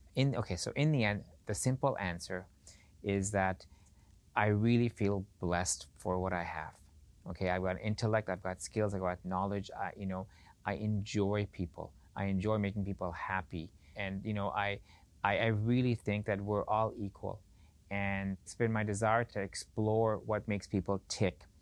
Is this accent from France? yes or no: no; Edmonton, Alberta, Canada; also born or lived in Pakistan / Beirut, Lebanon; I grew up in Edmonton